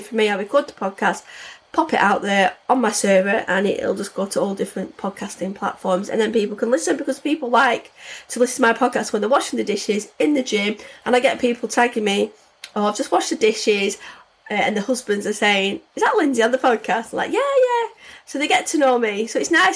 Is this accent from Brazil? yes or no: no; the north of England, United Kingdom; accent: northern; I've got a northern accent